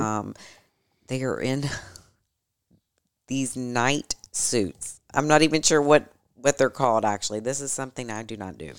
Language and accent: English; Louisville, Kentucky, United States; We both grew up here in Louisville